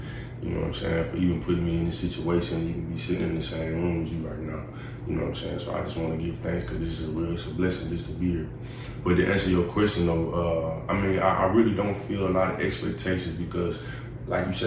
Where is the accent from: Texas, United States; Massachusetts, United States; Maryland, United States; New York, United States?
Texas, United States; Houston; I'm from Houston, Texas